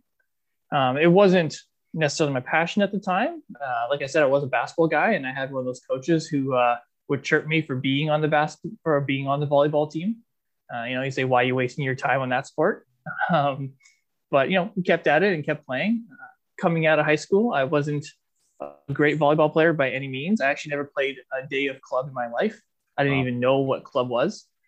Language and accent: English; Vancouver, British Columbia, Canada; I grew up in Vancouver. I went to Killarney Secondary.